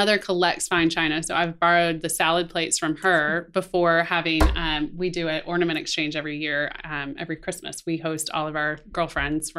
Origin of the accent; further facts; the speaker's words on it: Atlanta, Georgia, United States; I grew up in Fulton County here in Atlanta. So I went to North Springs